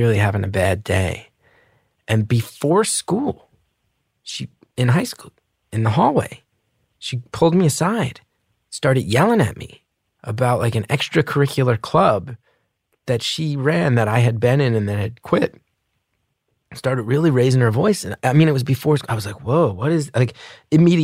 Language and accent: English; New Jersey, United States; We were raised in North Jersey